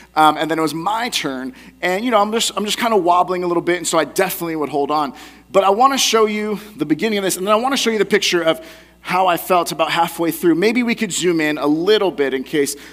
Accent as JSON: {"language": "English", "area": "the Bay Area", "region": "California", "country": "United States", "tie": "born or raised there", "said": "I had an opportunity to go to Alcatraz when I was younger, growing up in the Bay Area"}